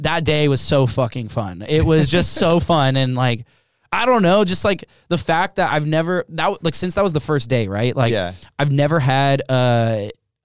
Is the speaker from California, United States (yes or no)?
yes; Los Angeles, California, United States; being a kid of divorced parents and growing up in Los Angeles